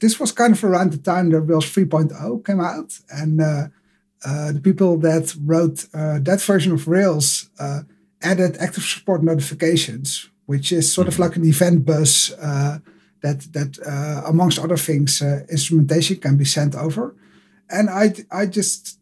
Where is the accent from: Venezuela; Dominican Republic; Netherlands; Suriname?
Netherlands; I'm from the Netherlands and live in Amsterdam at the moment